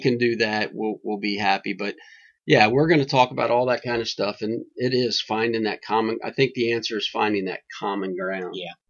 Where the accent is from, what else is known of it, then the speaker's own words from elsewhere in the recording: Kentucky, United States; moved away; I did come from God's country, Kentucky